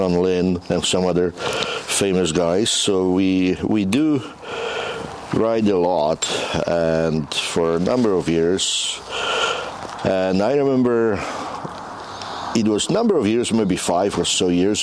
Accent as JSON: {"language": "English", "town": "Ustrzyki Dolne", "region": "Subcarpathian Voivodeship", "country": "Poland", "tie": "born or raised there", "also_born_or_lived": "India / Tanzania", "moved": "as an adult", "lives_now": "Calgary, Canada", "said": "I was born in Poland in the mountains, quite similar to Kananaskis. The place is called Ustrzyki Dolne in Bieszczady. And I grew up in Poland"}